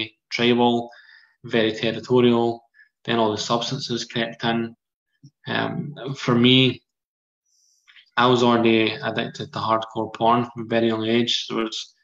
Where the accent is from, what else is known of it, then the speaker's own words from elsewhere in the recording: Livingston, Scotland, United Kingdom; I was born in 1986 in Livingston, and for anyone who's not familiar with that area, it's between Glasgow and Edinburgh